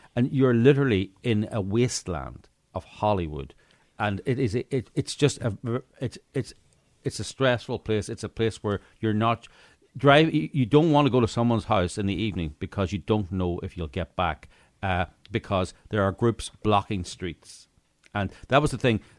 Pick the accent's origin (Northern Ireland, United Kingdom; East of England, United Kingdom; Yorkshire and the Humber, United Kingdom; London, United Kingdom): Northern Ireland, United Kingdom; moved away; I grew up in Northern Ireland